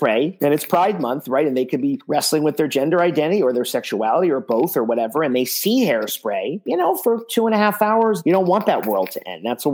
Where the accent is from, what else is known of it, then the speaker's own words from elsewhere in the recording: United States; I'm proud to be an American.